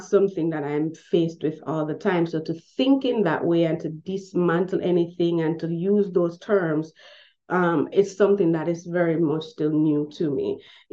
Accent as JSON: {"language": "English", "country": "Jamaica", "tie": "born or raised there", "said": "growing up in Jamaican high schools, we do have history lessons that are very much real"}